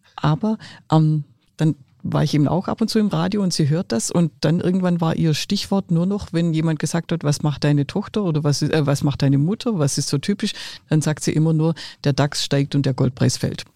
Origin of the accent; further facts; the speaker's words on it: Swabia, Germany; accent: Swabian dialect; ich bin Schwäbin